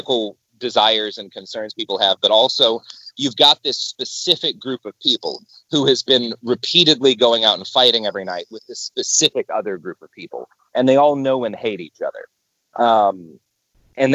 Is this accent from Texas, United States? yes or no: yes; the South, near Waco, Texas, United States; now in Portland, United States; I grew up in the South, right? Like, and Waco was, you know, I didn't grow up all that far from Waco